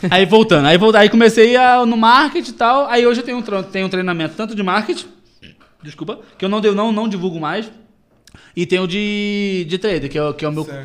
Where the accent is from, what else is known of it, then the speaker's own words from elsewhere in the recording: Nilópolis, Rio de Janeiro, Brazil; moved away; also born or lived in Recreio dos Bandeirantes, Rio de Janeiro; Sou da Baixada, Nilópolis. Baixada